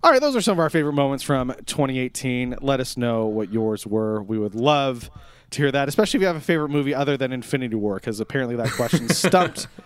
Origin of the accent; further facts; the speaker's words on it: Netherlands; I'm from Holland. Isn't that weird?